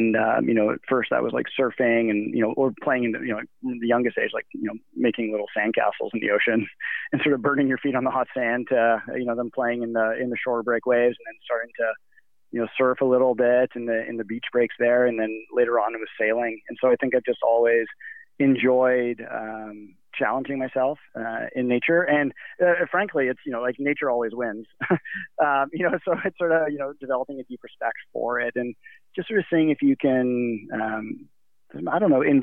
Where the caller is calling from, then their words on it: Squamish, British Columbia, Canada; also born or lived in Canmore, Alberta; At the moment, I'm calling from Squamish, British Columbia, and I've been living here since December of this year, or I guess of last year. And but prior to that, I was in Canmore, Alberta, so in the heart of the Canadian Rockies.